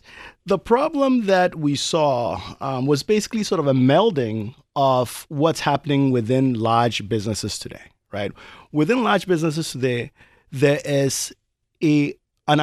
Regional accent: Ghana; moved away as an adult; now in United States; So I grew up in Ghana, as you mentioned. I went to high school in Ghana, but moved to the United States for college.

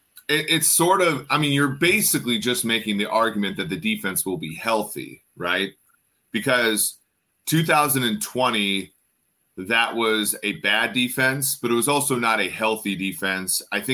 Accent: Minnesota, United States; moved away; also born or lived in Nebraska; I grew up in Minnesota

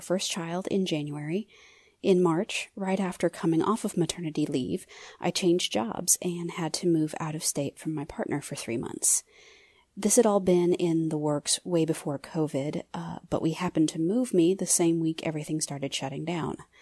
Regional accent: Topeka, Kansas, United States; I'm from Topeka, Kansas

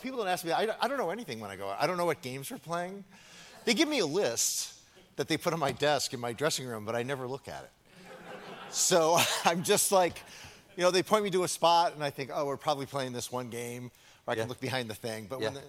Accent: Cleveland, Ohio, United States; I'm from Cleveland.

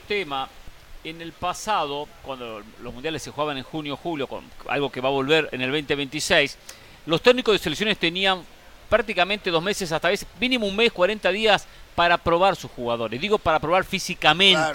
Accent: Argentina; como argentino

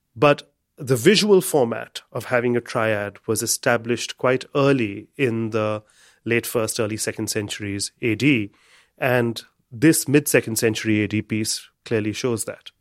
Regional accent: India; I'm an Indian

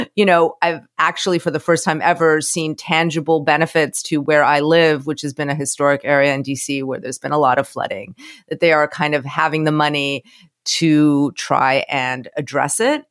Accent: Florida, United States; moved away; I'm from Florida

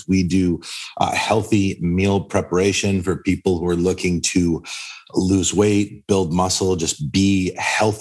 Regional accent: Boston, Massachusetts, United States; I'm from Boston, born and raised

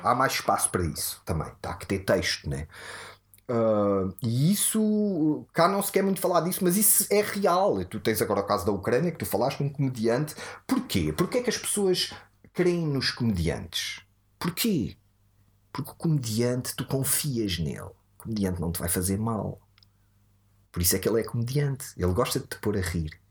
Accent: Odivelas, Lisbon, Portugal; born or raised there

